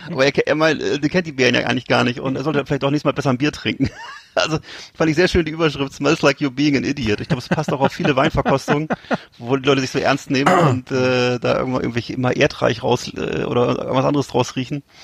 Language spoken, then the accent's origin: German; Bremen, Germany; Fand ich irgendwie als Bremer trotzdem cool.